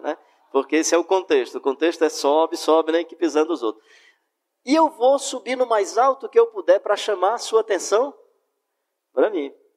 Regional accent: Fortaleza, Ceará, Brazil; eu sou de Fortaleza

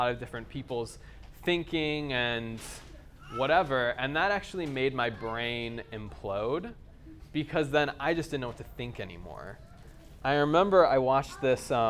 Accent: United States; accent: American; moved away; if you can't tell from my accent, I'm from America.

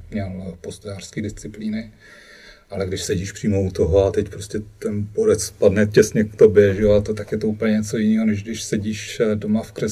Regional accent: Cuba; To bylo daný tím, že jsem vyrůstal na Kubě a tam, tam eh, nebylo kromě Majora Zemana

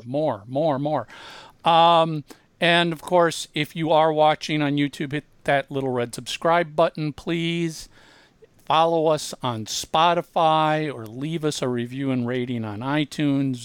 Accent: Minneapolis, Minnesota, United States; growing up in Minneapolis

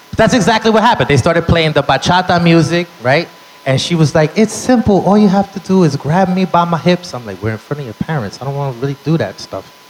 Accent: New York City, New York, United States; Born and raised in the Bronx.

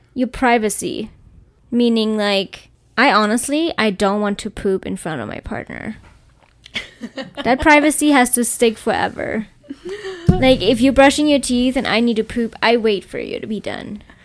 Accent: Germany; I come from Germany

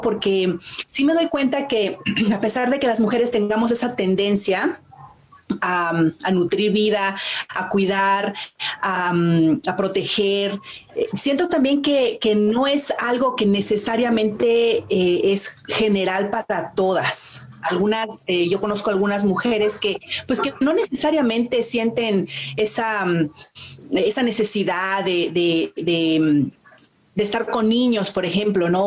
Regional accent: Mexico; now in Canada; yo nací en México y mm, de muchas maneras, pues soy mexicana

